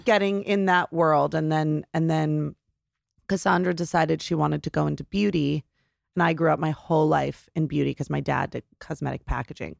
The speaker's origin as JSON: {"language": "English", "region": "New Jersey", "country": "United States", "tie": "born or raised there", "also_born_or_lived": "New York", "moved": "as an adult", "said": "growing up in New Jersey, the pace of things and living in a suburb"}